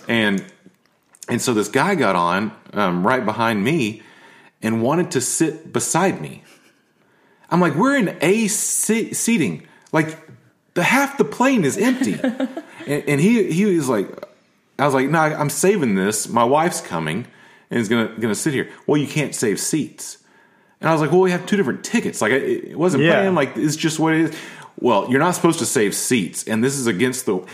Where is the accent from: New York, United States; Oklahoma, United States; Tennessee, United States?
Tennessee, United States; Nashville; growing up in Nashville, there's a code here